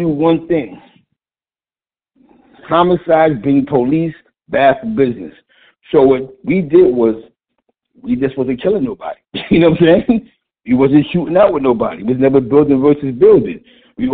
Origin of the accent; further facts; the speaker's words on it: New York City, New York, United States; That's the type of neighborhood I grew up in on East Harlem